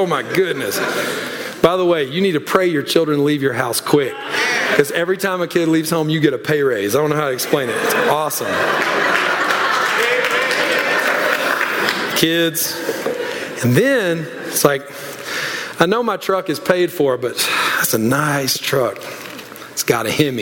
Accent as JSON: {"language": "English", "region": "Louisiana", "country": "United States", "moved": "yes", "said": "I'm from Louisiana originally"}